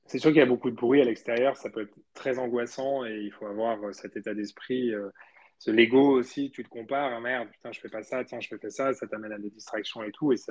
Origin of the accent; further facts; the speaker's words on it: Spain; moved away; moi j'ai grandi en Espagne